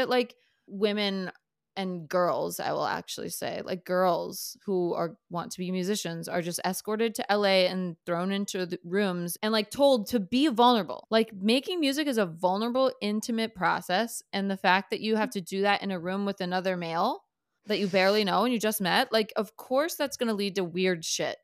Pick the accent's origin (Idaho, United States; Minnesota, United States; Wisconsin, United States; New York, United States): Minnesota, United States; I was a, you know, white chick growing up in Minnesota